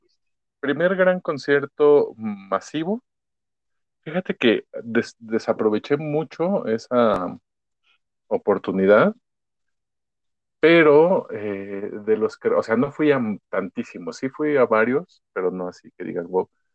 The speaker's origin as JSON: {"language": "Spanish", "town": "Ecatepec", "region": "State of Mexico", "country": "Mexico", "tie": "born or raised there", "said": "crecí en Ecatepec, hice gran parte de mi vida ahí"}